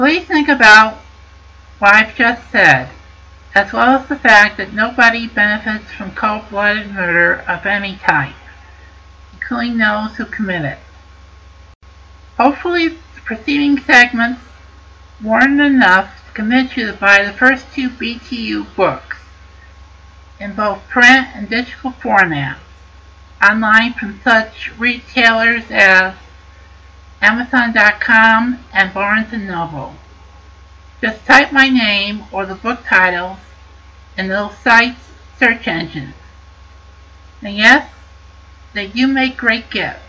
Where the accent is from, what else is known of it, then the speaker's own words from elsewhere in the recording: Connecticut, United States; my home state of Connecticut